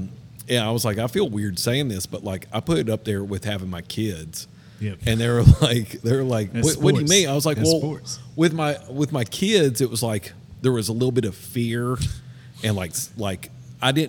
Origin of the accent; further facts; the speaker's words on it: Tennessee, United States; I grew up here